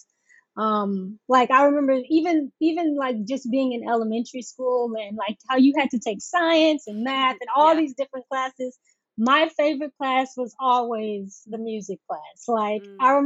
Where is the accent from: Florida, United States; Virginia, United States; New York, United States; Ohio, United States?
Florida, United States; Oakland; also born or lived in Boca Raton, Florida; I'm originally from Florida. A very small town in Florida called Oakland